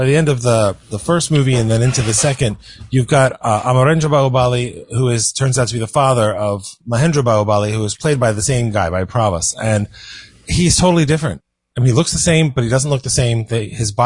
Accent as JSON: {"language": "English", "country": "United States", "said": "being an American"}